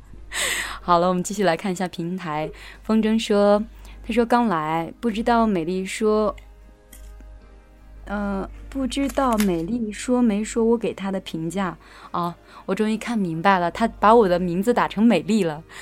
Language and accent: Chinese; Anhui, China; moved away as an adult; also born or lived in Xi'an, Shaanxi; now in Xinjiang, China; 我是安徽人嘛，然后后来又在西安上的学